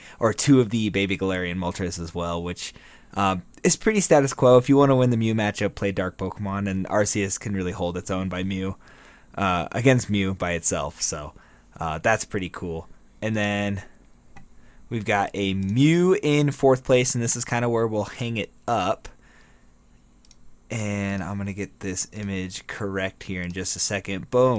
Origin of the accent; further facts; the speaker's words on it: United States; Because we're super American and don't know about the rest of the world.